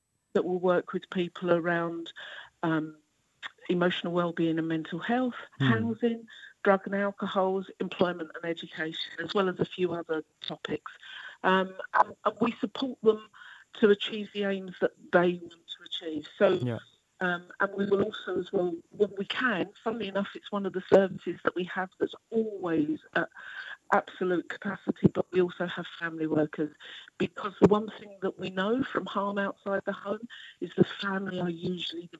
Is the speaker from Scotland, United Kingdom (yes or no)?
no; London, United Kingdom; when I was a young person growing up in London, there was plenty of accommodation, there was plenty of jobs. You know, I'm a working class girl from Forest Gate